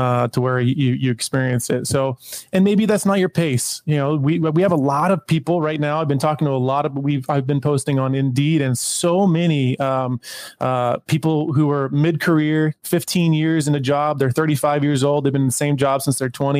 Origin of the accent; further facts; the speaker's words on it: Tacoma, Washington, United States; I grew up in Tacoma. Tacoma's home